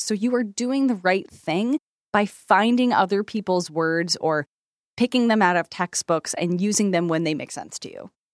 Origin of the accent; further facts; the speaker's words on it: United States; I am so American